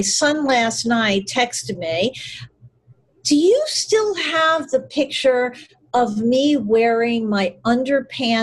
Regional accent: New York, United States; I'm in New York and I grew up in New York with a few little detours

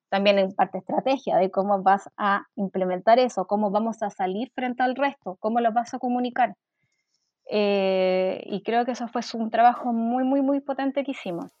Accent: Quilpué, Valparaíso, Chile; moved away as an adult; also born or lived in Viña del Mar; now in Santiago, Chile; nací en Viña del Mar, pero siempre viví en Quilpué, que es una mm, comuna que está hacia el interior.

